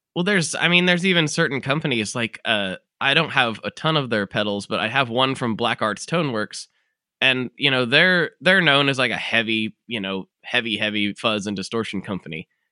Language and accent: English; United States; my civic duty as an American